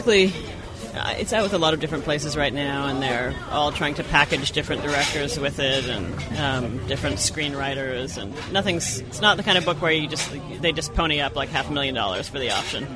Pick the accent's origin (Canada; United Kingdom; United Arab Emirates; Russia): Canada; Toronto, Ontario; moved away as an adult; also born or lived in Boston; I was born in Boston, but I grew up in Toronto from when I was like 2 to when I went off to college